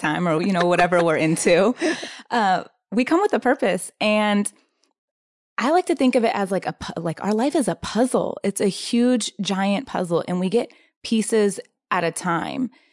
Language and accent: English; San Diego, California, United States; I'm from San Diego. And I, um, am, consider myself incredibly grateful to have grown up in Southern California